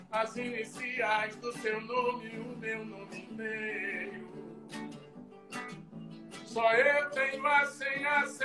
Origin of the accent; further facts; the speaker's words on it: Northeast Region, Brazil; accent: Northeastern Brazilian; Porque nós somos perseguidos é, pelo nosso sotaque. Até pelo sotaque a gente é perseguido. O Sudeste Maravilha, nada contra os, os sudestinos, não.